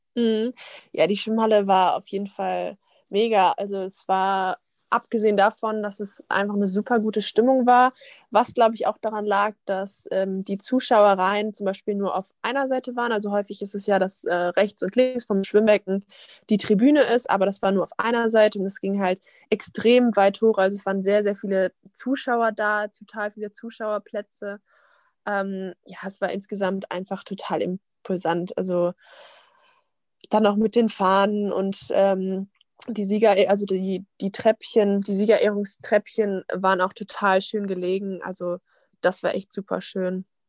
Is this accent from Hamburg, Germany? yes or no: no; Wiesbaden, Hesse, Germany; now in Essen, Germany; ich komme ja aus Wiesbaden